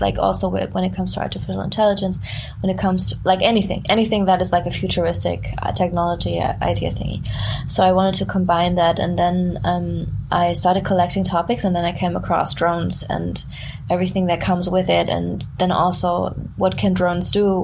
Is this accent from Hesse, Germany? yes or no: yes; small town near Frankfurt, Hesse, Germany; moved away; I grew up in southern Germany in like a very small town. it's close to Frankfurt.